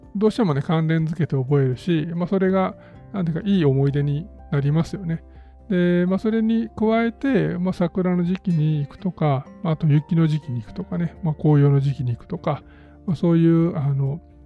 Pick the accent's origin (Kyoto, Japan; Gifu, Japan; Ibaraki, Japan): Kyoto, Japan; 地元の京都